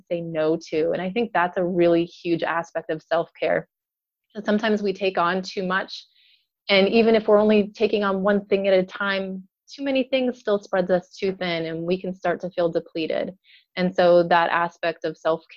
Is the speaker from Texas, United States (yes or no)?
no; North Dakota, United States; moved away as an adult; also born or lived in Minneapolis, Minnesota; now in Indiana, United States; I'm originally from North Dakota